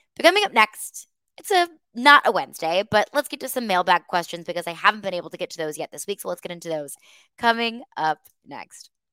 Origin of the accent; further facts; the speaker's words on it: St. Louis, Missouri, United States; now in Nashville, United States; The state of Missouri, state actually, that's where I'm from. I'm from Saint Louis